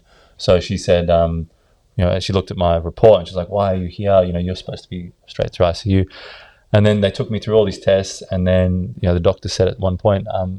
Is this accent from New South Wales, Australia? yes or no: yes; Sydney, New South Wales, Australia; also born or lived in South Africa / Ireland; I was born in South Africa when I was 2, and my mother brought me over to Australia. grew up in Bondi